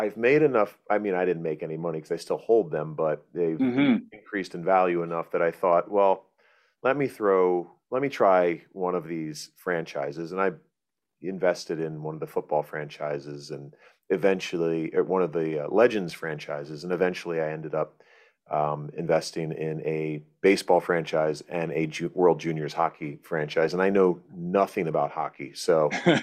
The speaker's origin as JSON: {"language": "English", "region": "Florida", "country": "United States", "tie": "born or raised there", "said": "I grew up in Florida"}